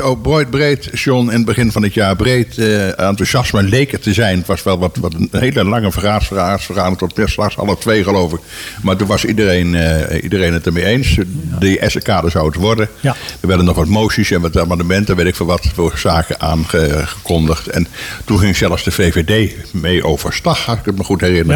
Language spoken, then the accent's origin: Dutch; Tull en 't Waal, Utrecht, Netherlands; Ik kom toevallig uit Tullentwaal.